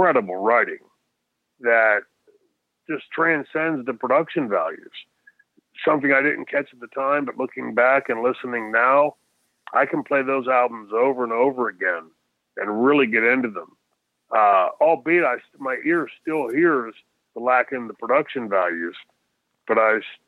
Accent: Pittsburgh, Pennsylvania, United States; growing up in Pittsburgh and in Pennsylvania, Sheetz

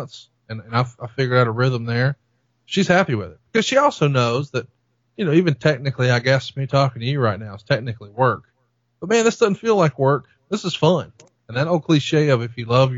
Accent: Alabama, United States; I'm from Alabama

